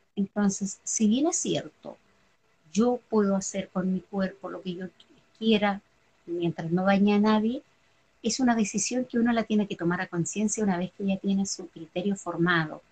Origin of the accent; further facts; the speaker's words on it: Chile; nacida y criada en Chile